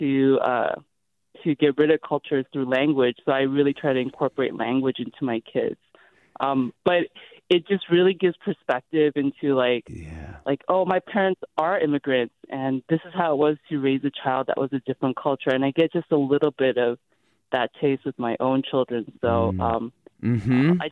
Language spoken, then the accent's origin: English; San Francisco, California, United States; first language Korean; English is a second language; My first language actually was Korean, even though I was born here